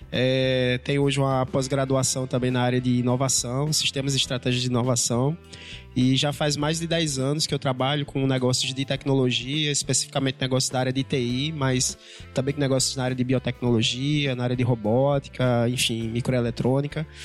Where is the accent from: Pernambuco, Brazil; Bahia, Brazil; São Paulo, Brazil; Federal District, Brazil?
Pernambuco, Brazil; Vitória de Santo Antão; Pois é, rapaz. É … é lá do interior de Pernambuco, uma cidade chamada Vitória de Santo Antão.